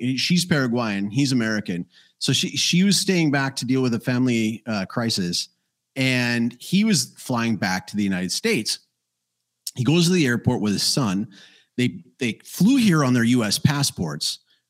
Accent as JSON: {"language": "English", "country": "Canada", "said": "Because I am Canadian, after all."}